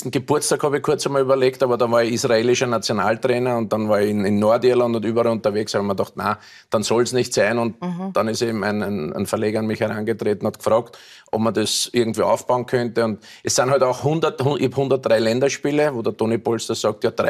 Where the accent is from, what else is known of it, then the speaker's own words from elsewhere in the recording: Vienna, Austria; born there; Ja, als gebürtiger Wiener